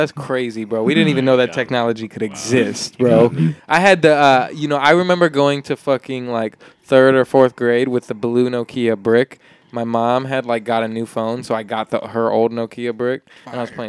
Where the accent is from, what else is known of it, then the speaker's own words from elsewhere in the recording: Petersburg, Illinois, United States; moved away; also born or lived in Bloomington, Illinois; I lived in Illinois. I was born in Bloomington, and then when I was four, my parents divorced, so we moved to Petersburg, where my grandparents lived.